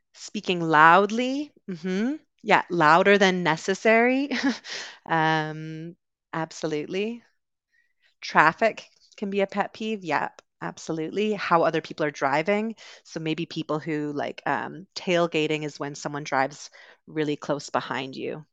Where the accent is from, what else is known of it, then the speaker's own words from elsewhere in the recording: West Coast of Canada, Canada; moved away as an adult; also born or lived in United Kingdom; I'm originally from Canada, grew up on the West Coast, um, also lived in the U K for a little while